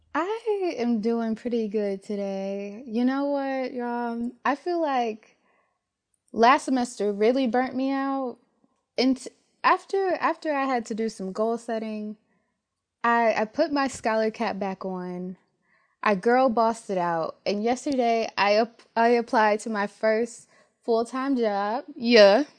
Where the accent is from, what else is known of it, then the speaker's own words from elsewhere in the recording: Detroit, Michigan, United States; moved away as an adult; I'm from Detroit, um, lots of Detroit public schools are predominantly Black, and I went to a high school that had over three thousand students